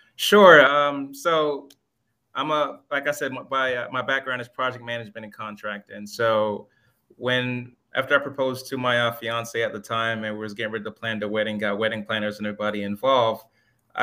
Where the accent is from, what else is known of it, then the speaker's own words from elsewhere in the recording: Miami, Florida, United States; also born or lived in Jamaica; raised in Miami, Florida